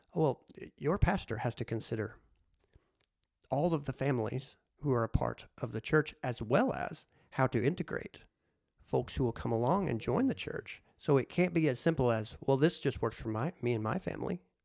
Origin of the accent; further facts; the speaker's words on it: Harrisburg, Illinois, United States; my hometown of Harrisburg, Illinois